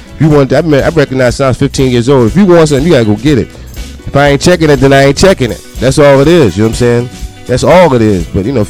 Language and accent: English; New Jersey, United States; I was born in Jersey